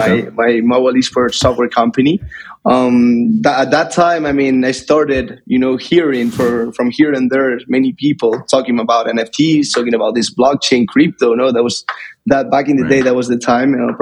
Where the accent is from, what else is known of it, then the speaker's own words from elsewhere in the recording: Madrid, Community of Madrid, Spain; I'm currently in Madrid. This is actually my hometown.